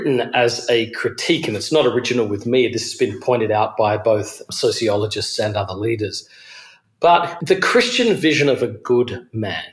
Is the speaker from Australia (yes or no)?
yes; Adelaide, South Australia, Australia; moved away as an adult; also born or lived in Georgia, United States; now in New York City, United States; I'm originally from Australia. I grew up in a city called Adelaide.